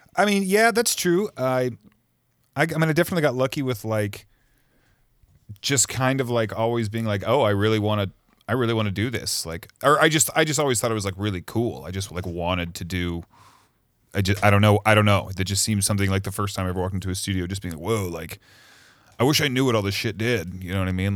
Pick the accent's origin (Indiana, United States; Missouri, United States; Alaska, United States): Missouri, United States; moved away as an adult; also born or lived in Cleveland / New York / Chicago; now in Los Angeles, United States; raised in Missouri